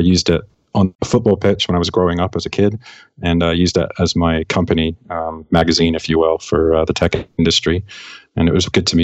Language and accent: English; England, United Kingdom; I'm from England